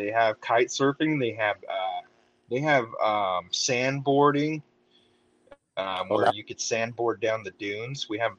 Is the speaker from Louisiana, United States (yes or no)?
no; Southern California, United States; I grew up in Southern California, and Mexican food is like an everyday thing for me.